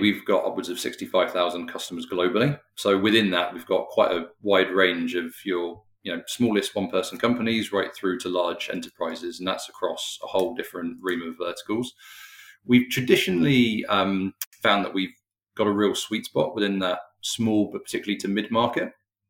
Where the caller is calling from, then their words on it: London, United Kingdom; I'm joining from just outside London today.